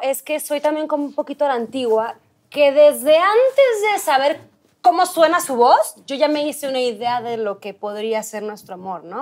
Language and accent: Spanish; Culiacán, Sinaloa, Mexico; moved away as an adult; now in Mexico City, Mexico; soy de Culiacán